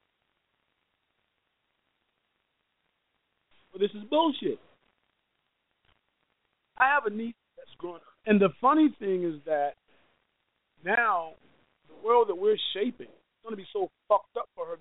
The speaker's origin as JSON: {"language": "English", "region": "Georgia", "country": "United States", "tie": "born or raised there", "said": "my home state of Georgia, man, look, we lived far away from Atlanta"}